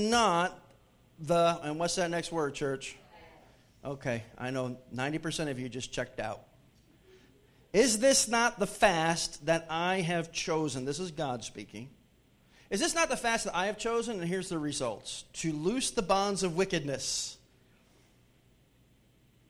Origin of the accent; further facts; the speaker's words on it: Hartford, Connecticut, United States; moved away; my hometown area, Hartford, Connecticut